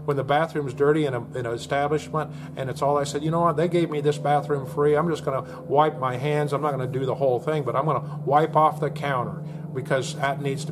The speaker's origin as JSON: {"language": "English", "region": "Oklahoma", "country": "United States", "tie": "born or raised there", "said": "my home state here in Oklahoma"}